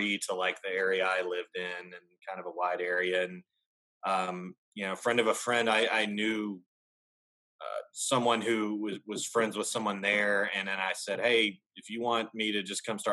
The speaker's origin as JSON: {"language": "English", "town": "Birmingham", "region": "Alabama", "country": "United States", "tie": "born or raised there", "also_born_or_lived": "Louisville, Kentucky / Tuscaloosa, Alabama / Knoxville, Tennessee", "moved": "as an adult", "lives_now": "Nashville, United States", "said": "I grew up in Alabama, where college football is basically a religion"}